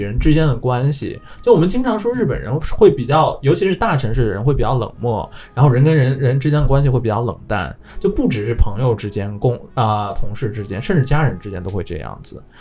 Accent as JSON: {"language": "Chinese", "country": "China", "moved": "yes", "lives_now": "Japan", "said": "从我们中国人的角度来看"}